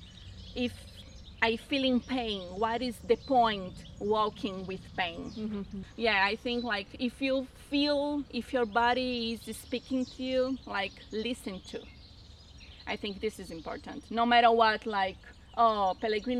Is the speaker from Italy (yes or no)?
no; Argentina; now in Brazil; I'm actually from Argentina, but I live in Brazil.